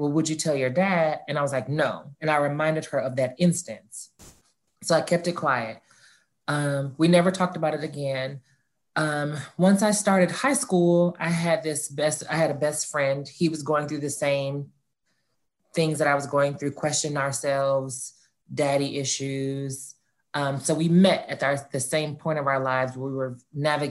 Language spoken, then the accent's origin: English; Atlanta, Georgia, United States; Born and raised in Atlanta, like I stated, Atlanta native, the oldest of four